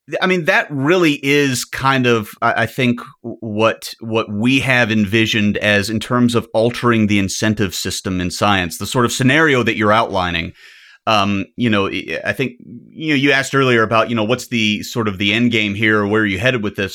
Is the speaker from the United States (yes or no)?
yes; the South, United States; I'm an American. Doesn't everything sound dirtier in my accent? I'm from the South, too.